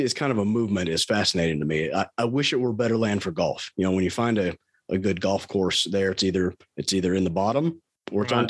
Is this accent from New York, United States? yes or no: no; Bowling Green, Kentucky, United States; I grew up down in Bowling Green where you went to Western